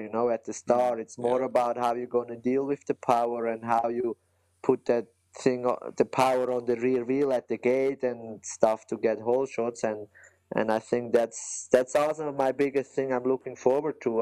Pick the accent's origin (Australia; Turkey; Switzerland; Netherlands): Switzerland; German-speaking Switzerland; English is a second language; I'm from the German part of Switzerland